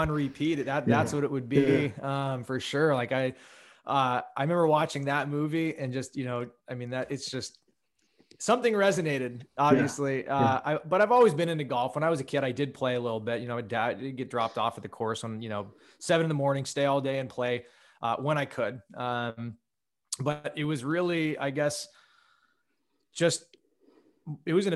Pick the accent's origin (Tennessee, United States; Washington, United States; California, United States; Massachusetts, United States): California, United States; Menlo Park; also born or lived in Santa Fe, New Mexico; I grew up in Menlo Park, Palo Alto. Like you mentioned before, say 20 miles south of San Francisco